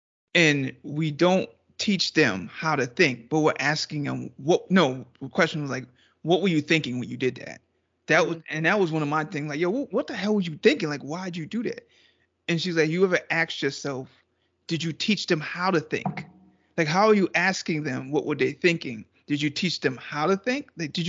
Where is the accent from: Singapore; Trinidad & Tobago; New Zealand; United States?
Trinidad & Tobago